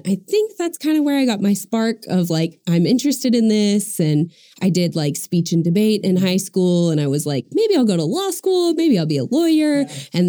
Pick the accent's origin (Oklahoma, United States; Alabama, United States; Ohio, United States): Oklahoma, United States; Norman; I was born and raised in Norman